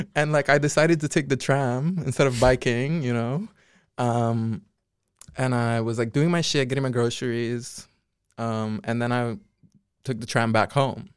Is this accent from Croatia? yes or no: no; Curaçao; now in Netherlands; I'm from Curacao. Nobody knows where that is. Um, but yeah, it's a Dutch island. in the Caribbean.